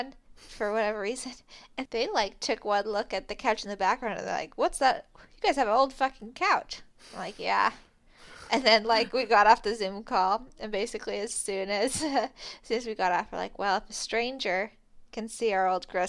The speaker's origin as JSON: {"language": "English", "town": "Vancouver", "region": "Washington", "country": "United States", "tie": "born or raised there", "said": "in my hometown, this is more like the Fairhaven Fest than it is like Ski to Sea, but we had something called Sausage Fest in my school parking lot. If anybody has ever been to the Vancouver, Washington Sausage Fest"}